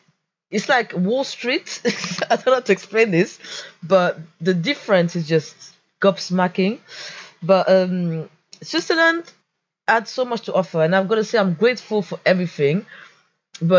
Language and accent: English; Portugal; born there; moved away; So I was born in Portugal.